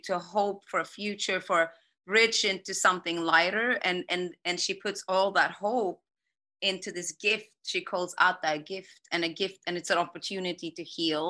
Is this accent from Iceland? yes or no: yes; Iceland; moved away; I grew up in Iceland